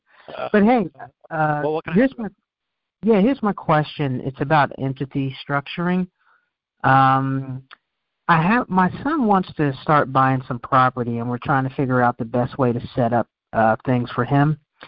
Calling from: Virginia Beach, Virginia, United States; Virginia Beach, Virginia.

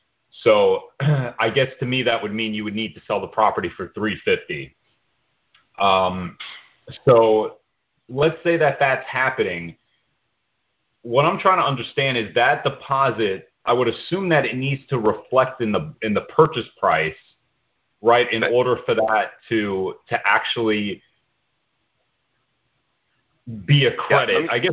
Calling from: Tampa, Florida, United States; From Florida, Tampa.

